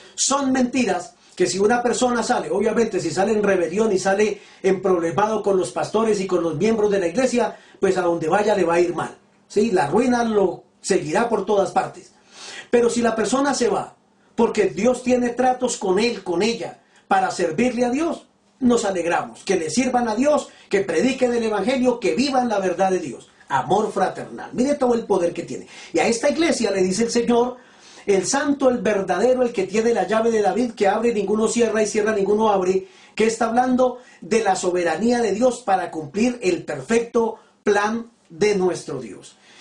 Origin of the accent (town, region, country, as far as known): Colombia